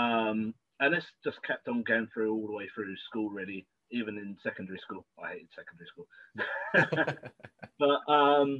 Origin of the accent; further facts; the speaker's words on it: Southampton, South East England, United Kingdom; I'm Englishman, originally from Southampton.